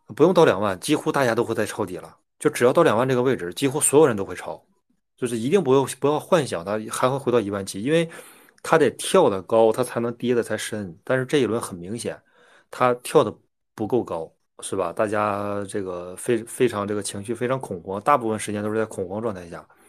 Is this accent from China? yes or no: yes; China; 我们大陆人